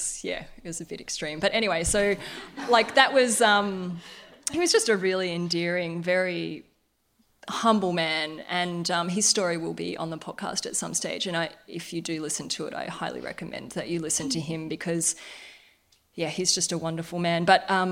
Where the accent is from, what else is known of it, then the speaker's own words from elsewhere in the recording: Darwin, Northern Territory, Australia; I grew up in Darwin